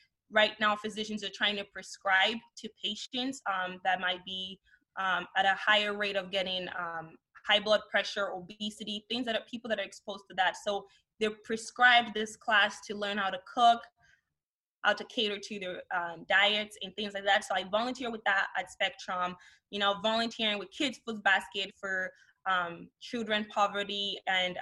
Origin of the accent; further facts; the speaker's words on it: Nigeria; moved away; also born or lived in Canada; growing up in Nigeria